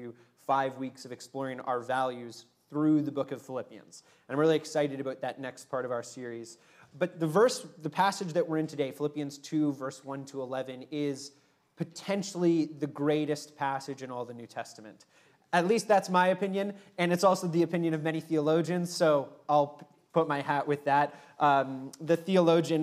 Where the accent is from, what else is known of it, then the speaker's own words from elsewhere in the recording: Ontario, Canada; now in Vancouver, Canada; having come from Ontario, which is essentially flat